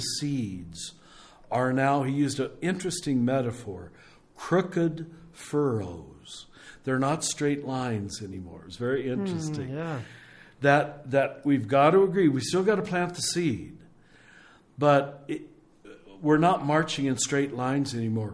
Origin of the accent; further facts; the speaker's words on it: Kansas, United States; when I was growing up in Kansas